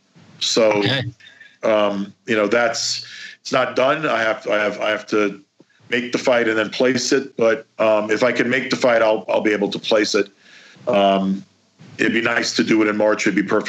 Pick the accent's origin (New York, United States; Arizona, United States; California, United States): New York, United States; New York City; I'm from Brooklyn.